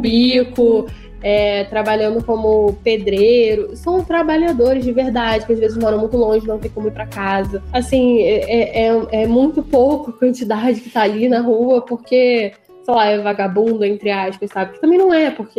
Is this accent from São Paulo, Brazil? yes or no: no; Rio de Janeiro, Brazil; eu sou do Rio